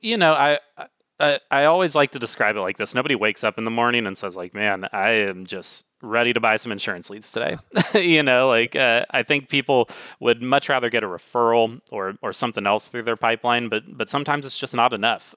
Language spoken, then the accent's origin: English; Dallas, Texas, United States; also born or lived in Pacific Northwest; now in Seattle, United States; I grew up in the Dallas area